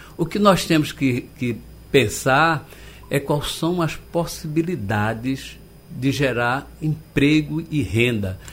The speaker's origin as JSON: {"language": "Portuguese", "town": "Olinda", "region": "Pernambuco", "country": "Brazil", "tie": "born or raised there", "also_born_or_lived": "Recife", "moved": "yes", "said": "Eu nasci em Salgadinho, Olinda"}